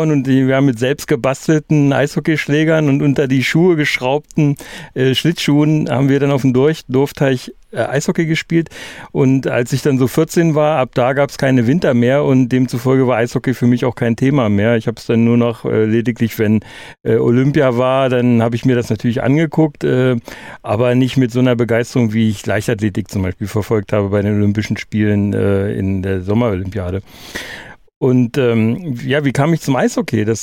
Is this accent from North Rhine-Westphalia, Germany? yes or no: no; Ströbeck, Saxony-Anhalt, Germany; now in near Helmstedt, Germany; ursprünglich komme ich gar nicht aus der Ecke, sondern noch weiter östlich, nämlich aus der ehemaligen DDR bei äh, Halberstadt habe ich in Deutschlands einzigem Schachdorf gelebt. Äh, Ströbeck Schachdorf Ströbeck